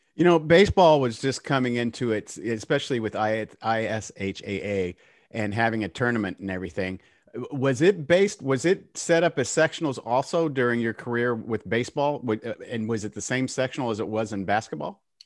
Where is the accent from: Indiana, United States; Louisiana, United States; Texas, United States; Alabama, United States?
Indiana, United States; Indianapolis; I was born and raised in Indianapolis